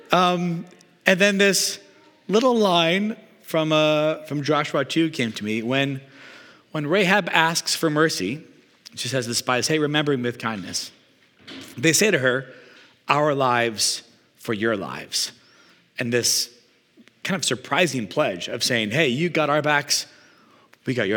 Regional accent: Canada; also born or lived in Regina, Saskatchewan / Calgary, Alberta; now in Vancouver, Canada; I grew up in Regina and Calgary and spent like my whole life, I felt like shoveling until moving here

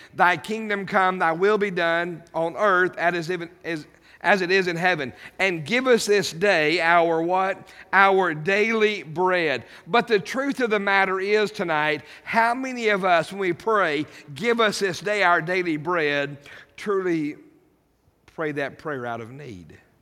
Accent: United States; as an American citizen

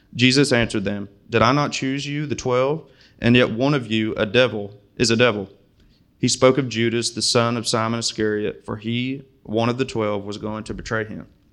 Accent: Springfield, United States; moved away; I'm from Springfield, and I could not find a Muslim there if I tried

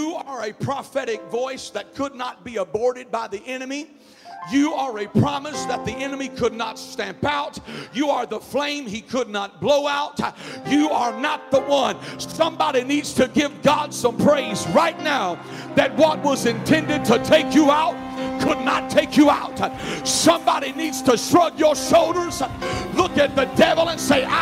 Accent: the South, United States; accent: Southern; I grew up in the South, obviously, from the accent.

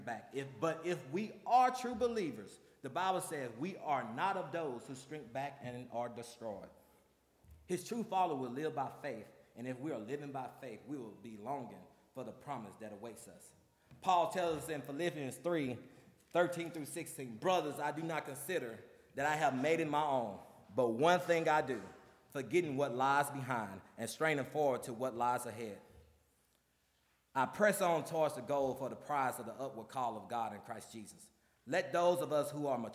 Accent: the South, United States; when I grew up in the South

